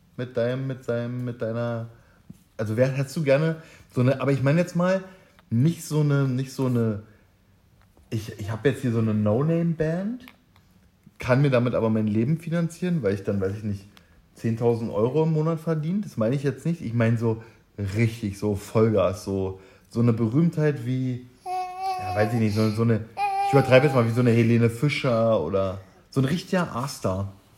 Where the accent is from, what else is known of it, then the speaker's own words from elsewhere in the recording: Germany; also born or lived in Berlin; aus meinem Heimatdorf